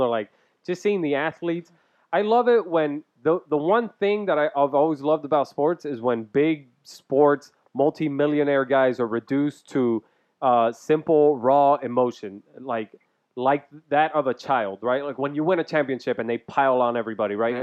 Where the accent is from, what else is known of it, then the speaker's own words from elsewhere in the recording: Cuba; now in United States; I was born in Cuba